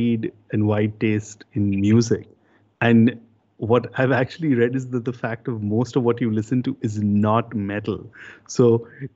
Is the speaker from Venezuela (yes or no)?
no; India; for us growing up in India